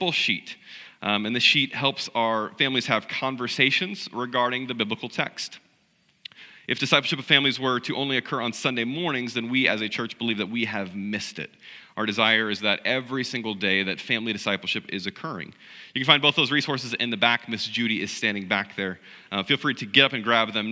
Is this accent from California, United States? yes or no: no; South Central Missouri, United States; I grew up in South Central Missouri in a small rural country church